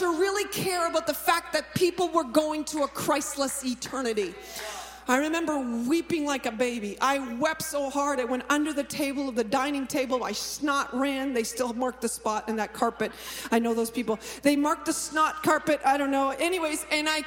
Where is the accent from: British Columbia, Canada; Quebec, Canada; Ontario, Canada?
Ontario, Canada; Stratford; also born or lived in Toronto; Stratford is where is my hometown.